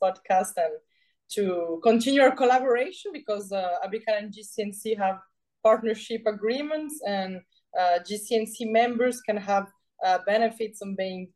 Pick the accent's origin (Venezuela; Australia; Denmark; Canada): Venezuela; English is a second language; moved away as an adult; also born or lived in France; now in Brazil; I was born in Venezuela with my father is Colombian, my mother is French. I was educated in a French school in Venezuela